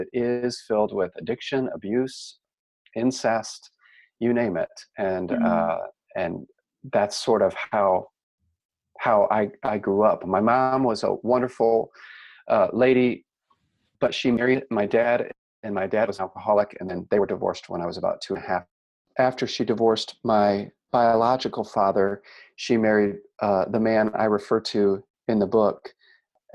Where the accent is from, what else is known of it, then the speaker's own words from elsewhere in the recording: Cleveland, Ohio, United States; moved away as an adult; now in Carmel, United States; I was raised near Cleveland, Ohio